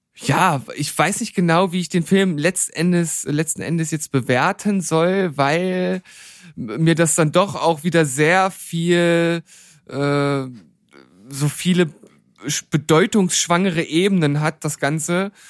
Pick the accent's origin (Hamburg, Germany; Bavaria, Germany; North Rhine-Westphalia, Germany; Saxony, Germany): Saxony, Germany; Leipzig; zu meiner Heimatstadt